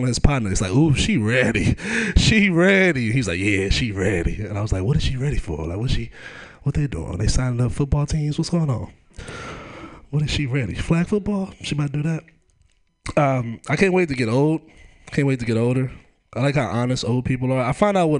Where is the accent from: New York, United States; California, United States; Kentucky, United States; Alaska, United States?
California, United States; Oakland; I grew up in Oakland